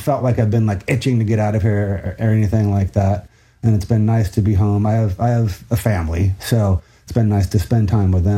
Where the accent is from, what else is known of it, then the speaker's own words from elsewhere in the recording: Washington, United States; growing up in Washington, of course, there was a Rainier